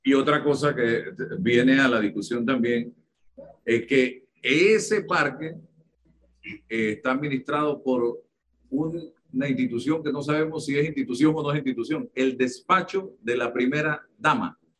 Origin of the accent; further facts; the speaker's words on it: Panama; Somos panameños